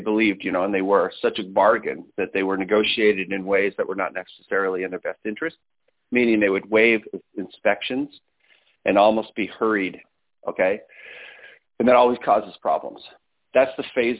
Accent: Las Vegas, Nevada, United States; we grew up here in Las Vegas, Nevada

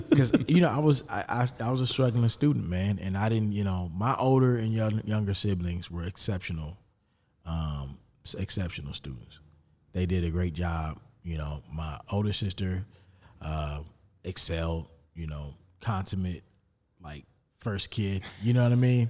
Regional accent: Rockford, Illinois, United States; moved away as an adult; now in Charlotte, United States; my hometown, like, Rockford

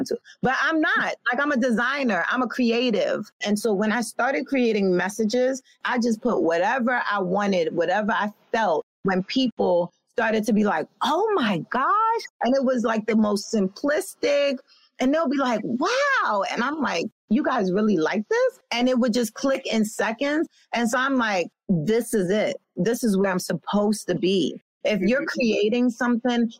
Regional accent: New York City, New York, United States; I come from a place from Brooklyn, New York, with a real street team mentality

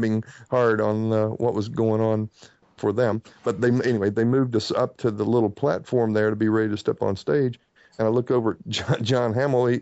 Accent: Bristol, Tennessee, United States; moved away; in my hometown of Bristol, Tennessee

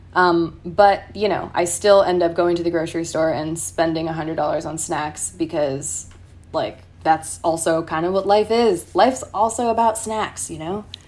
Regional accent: San Clemente, California, United States; I'm from San Clemente

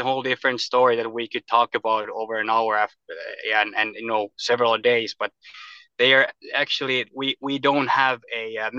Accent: Kirkkonummi, Uusimaa, Finland; also born or lived in Turku, Finland / Espoo, Finland / United States; Yeah, I actually was born in Western Finland in Turku, and we we moved to Kirkkonummi. It's in Helsinki area. It's nearby Espoo, and we lived there. I moved from Turku when I was 3 years old, and we moved to Kirkkonummi, and the Helsinki area

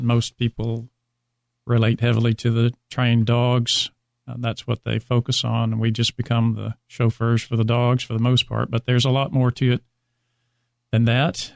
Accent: Alabama, United States; moved away as an adult; now in Dallas, United States; I did become a reserve deputy in my hometown in Alabama as when I became 21

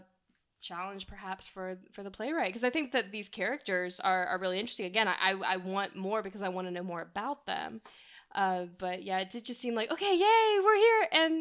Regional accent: the South, United States; I am a Southerner

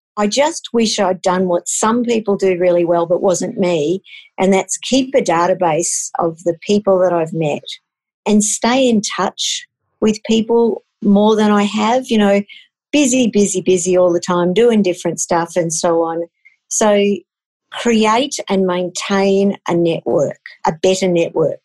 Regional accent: Queensland, Australia; I grew up in Queensland

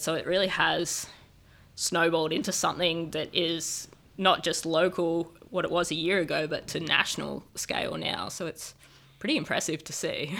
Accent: Gippsland, Victoria, Australia; I grew up in Gippsland, just outside of Latrobe Valley, towards the coast.

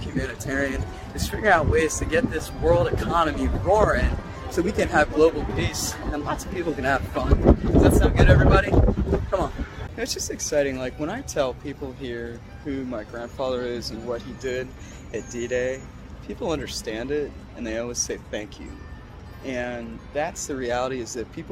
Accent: United States; American lesbian beefcake

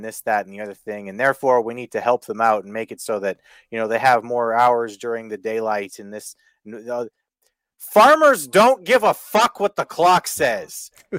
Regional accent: Canada; I laugh as a Canadian

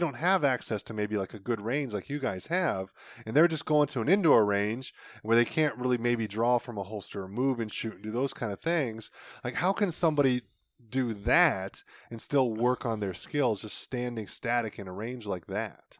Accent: Ohio, United States; I'm from Ohio.

